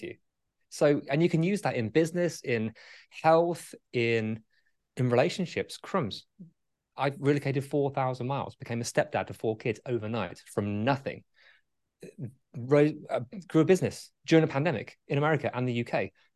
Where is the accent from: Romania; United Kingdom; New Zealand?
United Kingdom; England; I'm English.